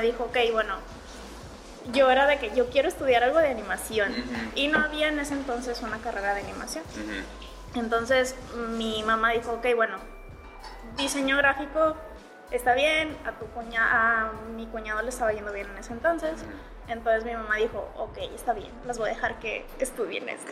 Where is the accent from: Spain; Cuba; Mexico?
Mexico; Monterrey, Nuevo León; aquí en Monterrey, bueno, yo soy de, Monterrey